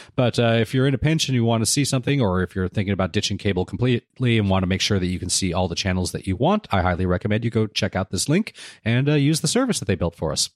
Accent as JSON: {"language": "English", "country": "United States", "said": "my wife and I are both first generation American. Well, she's Canadian, I'm American."}